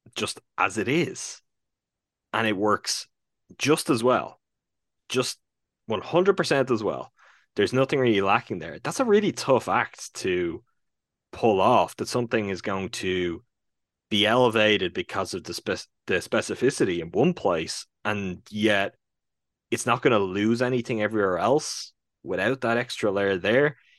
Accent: Ireland; even as an Irishman

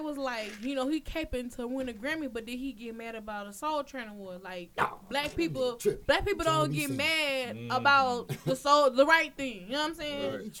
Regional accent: Louisiana, United States; I tell them I'm from New Orleans when I leave here.

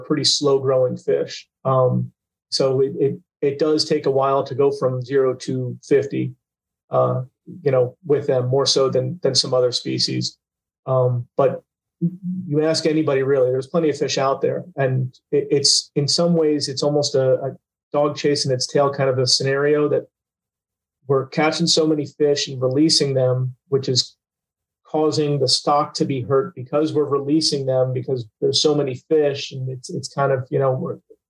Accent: Port St. Lucie, Florida, United States; I was born in Port St. Lucie. I've been fishing there since, you know, really before I could walk.

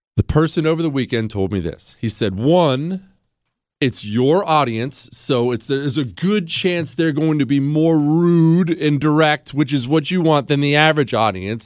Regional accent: United States; I'm an American

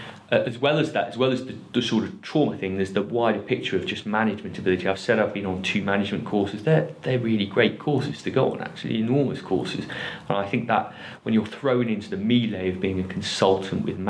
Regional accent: Liverpool, North West England, United Kingdom; I'm originally from Liverpool

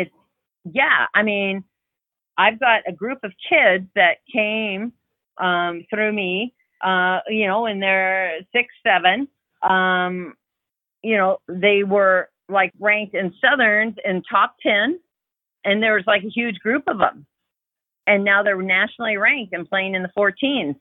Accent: Canada; moved away as an adult; also born or lived in Crestview Hills, Kentucky; now in Louisville, United States; we were in Canada for a while. I'm Canadian.

